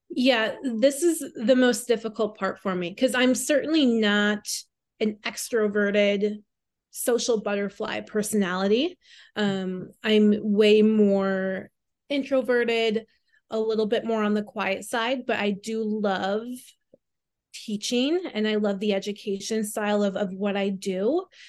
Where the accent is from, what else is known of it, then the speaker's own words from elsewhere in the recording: Southwest Minnesota, United States; now in New York, United States; I'm originally from Minnesota. Um, I was born and raised there. Um, Southwest Minnesota, so a very small town right around two hundred people